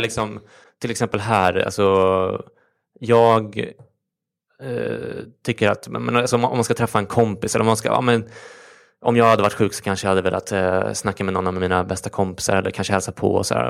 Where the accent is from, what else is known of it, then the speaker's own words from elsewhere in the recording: Stockholm, Stockholm County, Sweden; är uppväxt i Stockholm